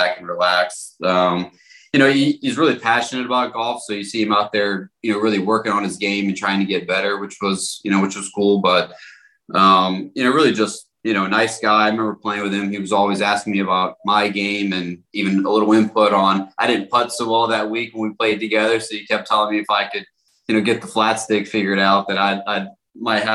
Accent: Jacksonville, Florida, United States; I grew up kind of a Florida fan, growing up in Jacksonville most of my childhood.

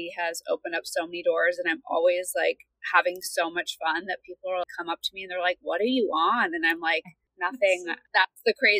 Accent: Beverly Hills, California, United States; I grew up in Beverly Hills, a well-to-do family, private all-girls school

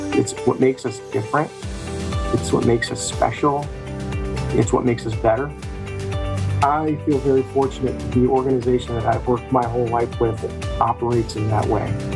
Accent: Olean, New York, United States; My story begins here in Olean. I was born and raised here in Western New York. I attended elementary and high school right here in town

